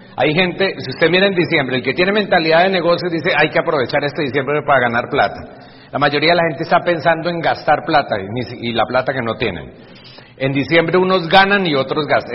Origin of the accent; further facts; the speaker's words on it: Bucaramanga, Santander, Colombia; Aquí con mi papá en Bucaramanga, donde yo nací